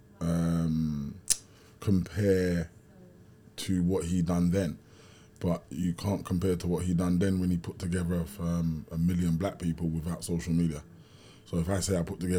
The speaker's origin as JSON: {"language": "English", "region": "London", "country": "United Kingdom", "tie": "born or raised there", "said": "growing up in Kennington, and in Brixton"}